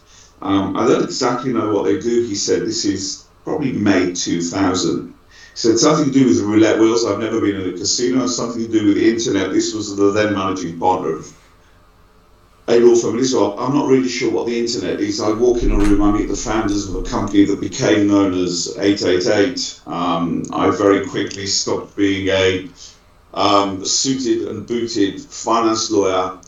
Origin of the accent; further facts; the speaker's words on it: Manchester, North West England, United Kingdom; moved away as an adult; also born or lived in London; now in Israel; I was brought up in my formative years in Manchester